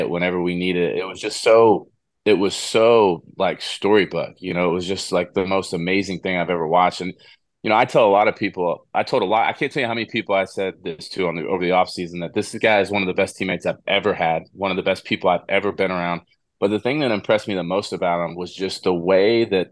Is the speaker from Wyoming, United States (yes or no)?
no; Houston, Texas, United States; growing up in Houston, as an Astros fan